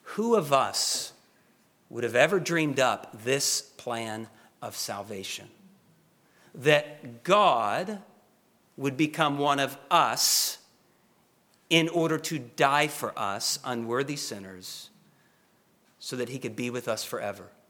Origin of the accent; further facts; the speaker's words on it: Oklahoma, United States; I'm from Oklahoma